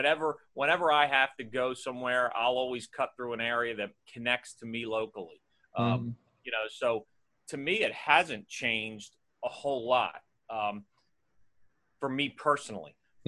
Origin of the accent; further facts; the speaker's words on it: Elsmere, Delaware, United States; I grew up in Ellesmere. Both my mom and dad are local. My dad grew up in Richardson Park, a walking distance of Conrad. My mom grew up in Ellesmere. I was born, in Ellesmere and bounced around at a couple places.